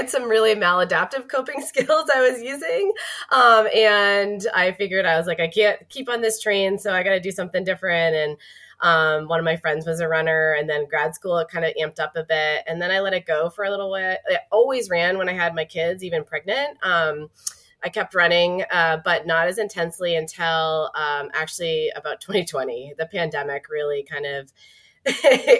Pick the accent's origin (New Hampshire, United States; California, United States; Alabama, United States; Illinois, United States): New Hampshire, United States; Manchester; also born or lived in Prague / Singapore / Exeter, New Hampshire; I'm originally from New Hampshire, born and raised